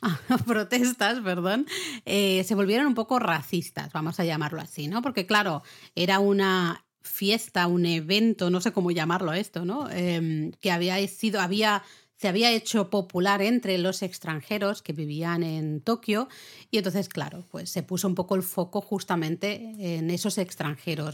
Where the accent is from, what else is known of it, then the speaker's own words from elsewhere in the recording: Catalonia, Spain; yo soy catalana